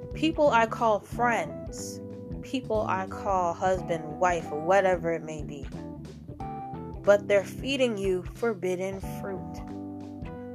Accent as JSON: {"language": "English", "country": "United States", "said": "I'm American"}